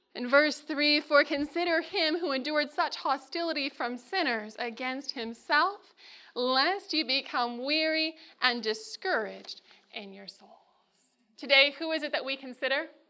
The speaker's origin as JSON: {"language": "English", "region": "Northern California", "country": "United States", "lives_now": "Loma Linda, United States", "said": "I'm from Northern California"}